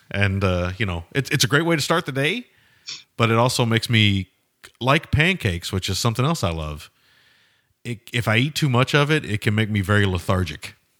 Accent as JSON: {"language": "English", "region": "the South", "country": "United States", "said": "as a Southerner"}